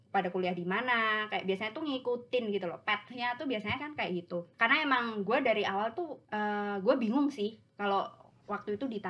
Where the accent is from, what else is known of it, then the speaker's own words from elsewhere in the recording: Klaten, Central Java, Indonesia; gua asalnya dari Klaten terus pernah tinggal di Aussie